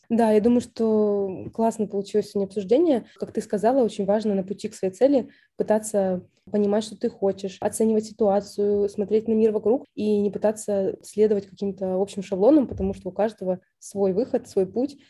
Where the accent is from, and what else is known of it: Saint Petersburg, Russia